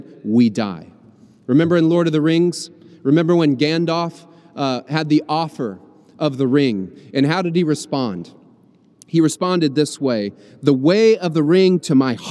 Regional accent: Louisville, Kentucky, United States; growing up in Louisville, Kentucky

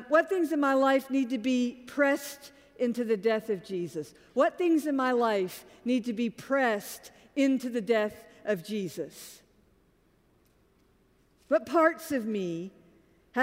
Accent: Augusta, Georgia, United States; I'm from Augusta, Georgia

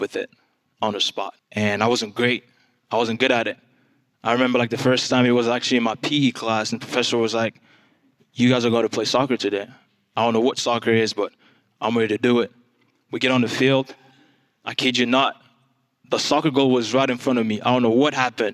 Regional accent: DR Congo; English is a second language; now in United States; I am from the Democratic Republic of Congo, if you haven't figured it out yet. That's where the accent is from.

